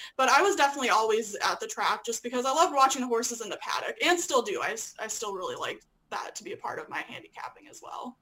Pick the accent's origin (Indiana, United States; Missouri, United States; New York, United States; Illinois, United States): Illinois, United States; moved away as an adult; also born or lived in Lexington, Kentucky; I'm originally from Illinois.